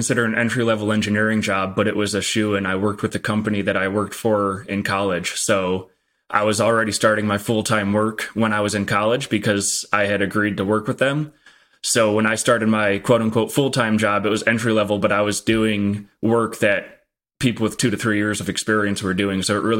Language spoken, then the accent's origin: English; Midwest, United States; It's values that I grew up in the Midwest have very, very what I would consider the stereotypical Midwest parents